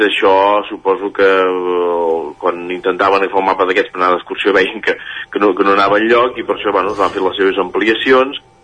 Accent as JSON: {"language": "Catalan", "town": "Manlleu", "region": "Catalonia", "country": "Spain", "said": "jo sóc de Manlleu"}